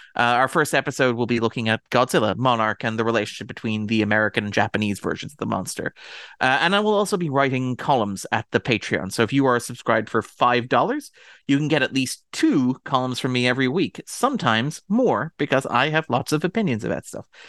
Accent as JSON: {"language": "English", "country": "Ireland", "said": "I'm Irish"}